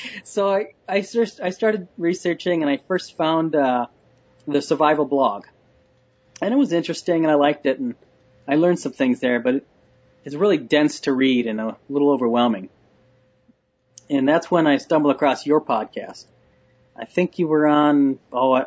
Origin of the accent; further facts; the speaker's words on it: Minneapolis suburbs, Minnesota, United States; I grew up in the Minneapolis suburbs, a typical rough-and-tumble boy's childhood.